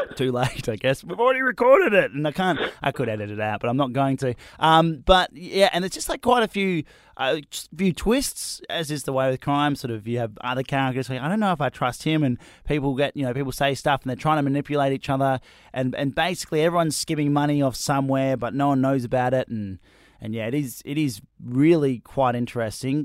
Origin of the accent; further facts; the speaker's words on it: Australia; I'm not English. I'm Australian.